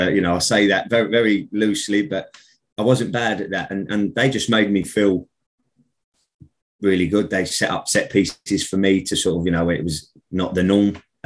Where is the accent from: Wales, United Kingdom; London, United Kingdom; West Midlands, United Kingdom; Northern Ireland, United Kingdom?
London, United Kingdom; accent: Cockney; But the problem I have now is I get nicked for my accent up here where I live because I'm a Cockney, as they say.